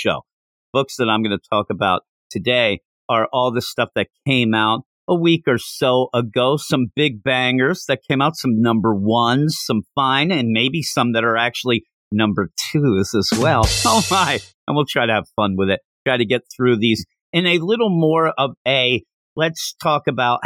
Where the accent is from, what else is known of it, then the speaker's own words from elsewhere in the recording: Pennsylvania, United States; I'm from Pennsylvania